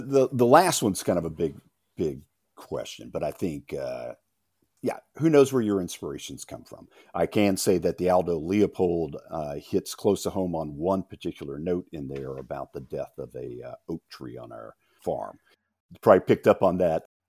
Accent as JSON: {"language": "English", "region": "Louisiana", "country": "United States", "moved": "as an adult", "lives_now": "Tennessee, United States", "said": "I come from Louisiana, which has a strong sense of place and identity, but I've been in Tennessee since eighty-five when I came up here after college."}